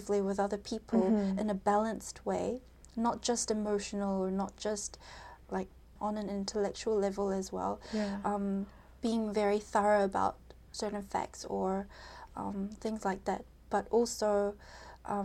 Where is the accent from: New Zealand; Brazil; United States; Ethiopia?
New Zealand; we're from New Zealand, we could go, like, we're New Zealand Koreans